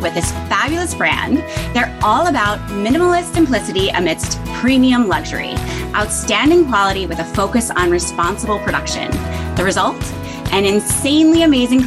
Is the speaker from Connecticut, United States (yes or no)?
yes; Greenwich, Connecticut, United States; now in Manhattan, United States; I grew up in Greenwich, Connecticut.